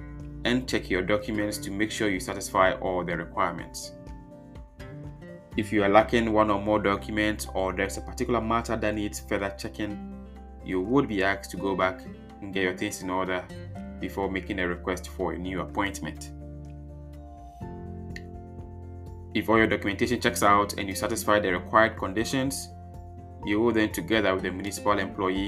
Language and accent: English; Ghana; now in Netherlands; I am a Ghanaian, presently living in the Netherlands